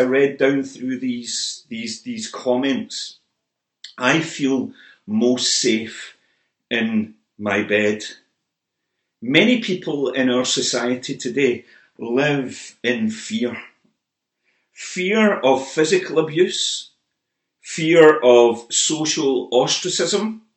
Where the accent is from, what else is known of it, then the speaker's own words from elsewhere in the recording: Motherwell, Scotland, United Kingdom; Motherwell, my hometown